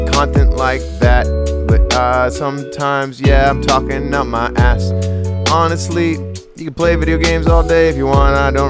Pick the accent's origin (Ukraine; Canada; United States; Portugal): Ukraine; I'm from the Ukraine.